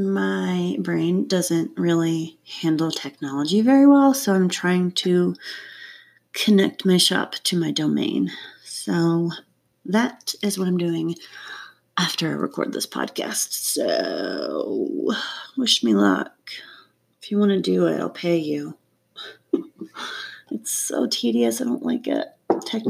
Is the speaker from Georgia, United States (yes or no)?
yes; North Georgia, United States; now in Colorado, United States; I grew up in North Georgia